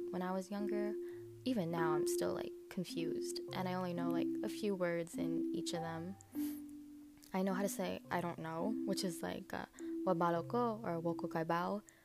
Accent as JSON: {"language": "English", "country": "United States", "said": "I am Filipino American and I am a first generation uh, here in the States."}